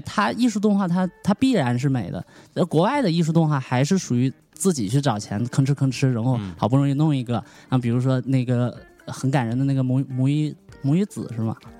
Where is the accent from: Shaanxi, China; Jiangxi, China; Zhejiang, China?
Jiangxi, China; 我就是江西人